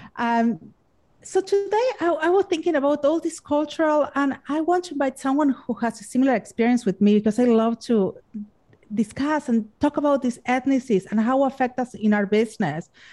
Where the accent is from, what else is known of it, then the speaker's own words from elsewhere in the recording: Argentina; English is a second language; now in Los Angeles, United States; I'm from Argentina